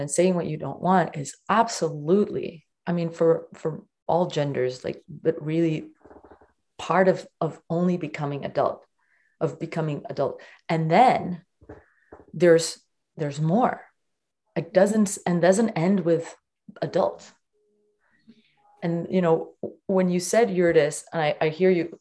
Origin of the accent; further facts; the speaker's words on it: Portugal; I was born in Portugal